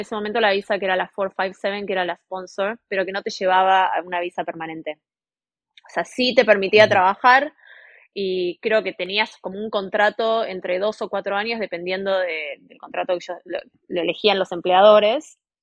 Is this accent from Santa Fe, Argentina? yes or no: no; Buenos Aires, Argentina; moved away as an adult; now in Townsville, Australia; vengo de Buenos Aires, Argentina, y estoy en este momento en Townsville